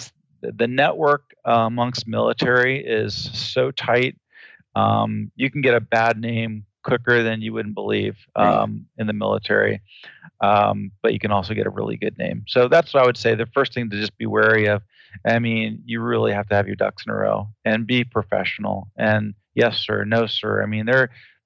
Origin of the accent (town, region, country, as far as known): Northern Virginia, United States; born or raised there; also born or lived in Bangkok, Thailand